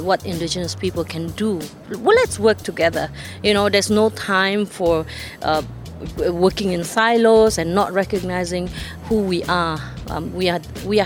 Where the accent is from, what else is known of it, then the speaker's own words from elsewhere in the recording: Sabah, Malaysia; I come from the Katazan community. Katazan community, we live in the island of Borneo. I'm from the state of Sabah, Malaysia